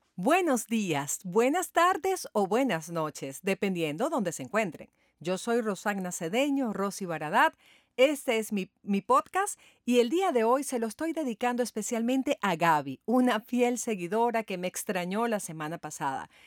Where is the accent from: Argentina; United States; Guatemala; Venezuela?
Venezuela; en mi país, Venezuela